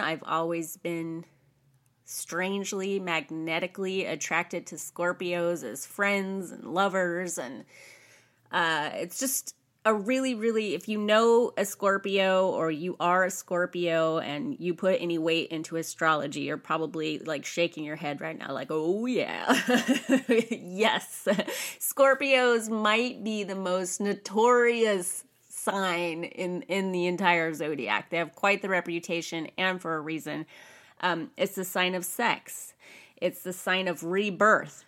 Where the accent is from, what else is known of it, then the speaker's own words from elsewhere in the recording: California, United States; I was raised in America. I'm a California girl